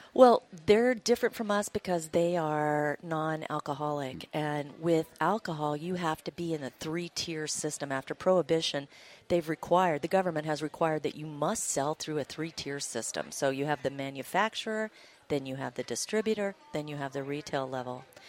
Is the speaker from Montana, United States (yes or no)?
yes; Montana, United States; I grew up in Montana, small town girl